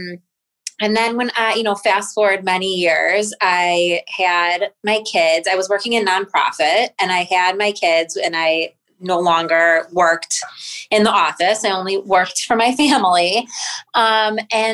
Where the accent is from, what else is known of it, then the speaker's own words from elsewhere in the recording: Highland Park, Illinois, United States; I grew up in Highland Park